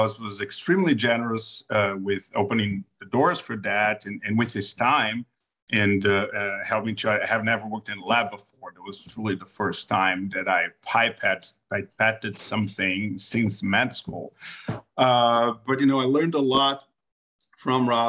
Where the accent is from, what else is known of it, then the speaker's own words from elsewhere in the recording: Brazil; moved away as an adult; also born or lived in New York, United States; now in United States; I am from Brazil originally. I went to med school there. I did my internal medicine residency there.